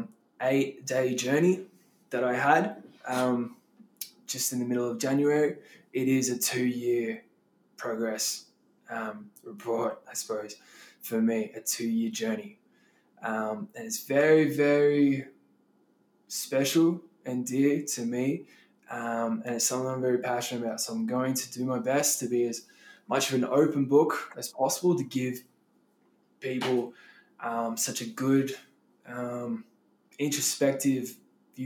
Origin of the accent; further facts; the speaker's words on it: Melbourne, Victoria, Australia; moved away as an adult; also born or lived in Peru / Denver, Colorado; I'm from Melbourne, Australia